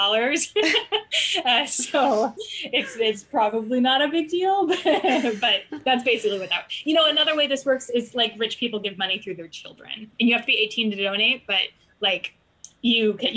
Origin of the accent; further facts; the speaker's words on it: Alaska, United States; I grew up in Alaska